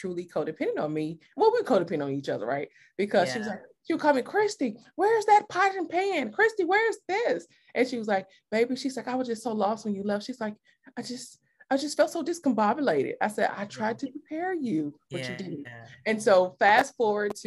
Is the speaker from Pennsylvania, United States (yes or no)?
no; Mississippi, United States; moved away; I am from Mississippi